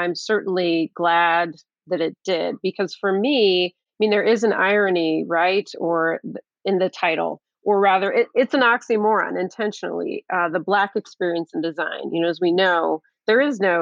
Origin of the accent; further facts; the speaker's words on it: Midwest, United States; I was born here in the United States. I'm a Midwesterner.